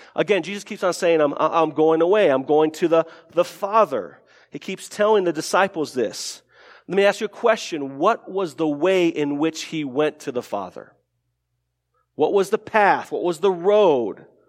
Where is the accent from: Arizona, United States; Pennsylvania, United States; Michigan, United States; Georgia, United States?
Arizona, United States; Tucson; we lived, we grew up in Tucson, Arizona, uh, my family